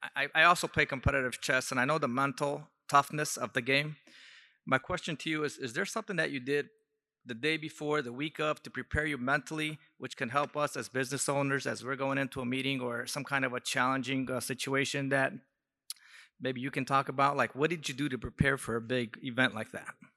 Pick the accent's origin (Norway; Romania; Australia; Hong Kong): Romania; moved away; I'm also from Romania, so I grew up in a communist country